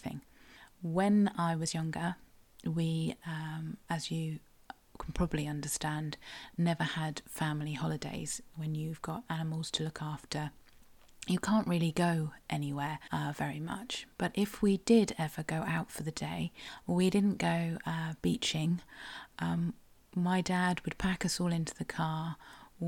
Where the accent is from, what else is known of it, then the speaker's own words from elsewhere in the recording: South West England, United Kingdom; I am a Cornish writer and blogger